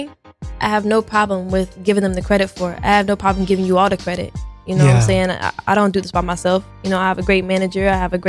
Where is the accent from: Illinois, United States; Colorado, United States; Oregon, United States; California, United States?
Oregon, United States; Portland; moved away as an adult; now in Los Angeles, United States; I'm from Portland. I come to this really big city